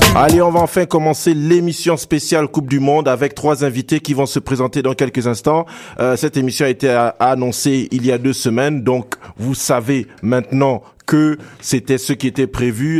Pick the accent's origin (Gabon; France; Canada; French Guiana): Gabon; je suis Gabonais